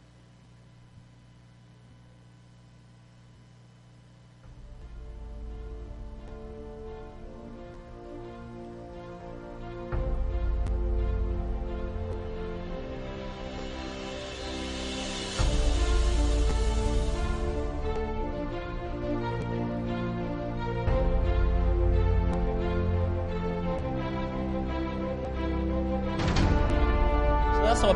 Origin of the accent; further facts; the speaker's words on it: Zambia; accent: Zambian; English is a second language; my accent, Zambian accent